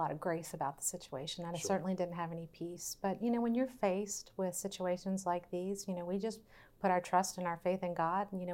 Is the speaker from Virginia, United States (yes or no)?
yes; Verona, Virginia, United States; We came from the same hometown